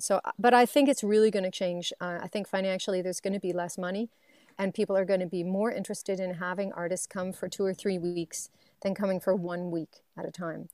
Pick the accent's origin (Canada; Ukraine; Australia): Canada; Waverley, Nova Scotia; moved away; I'm from Waverly, Nova Scotia